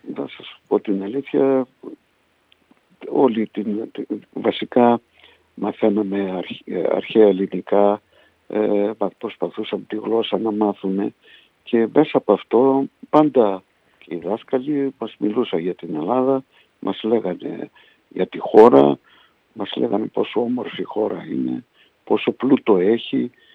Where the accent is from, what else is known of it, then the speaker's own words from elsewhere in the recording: Budapest, Hungary; moved away as an adult; also born or lived in Poland / Miskolc, Hungary; now in Greece; Από εκεί σε ένα χρόνο μέσα ε, μετακομίσαμε στην Ουγγαρία.